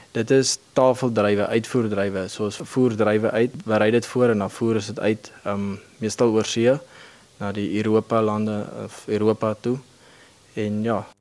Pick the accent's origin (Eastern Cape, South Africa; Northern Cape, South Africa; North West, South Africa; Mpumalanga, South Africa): Northern Cape, South Africa; Kakamas; Ek is hier van die Omkakamas omgewing. Ek het hier groot geword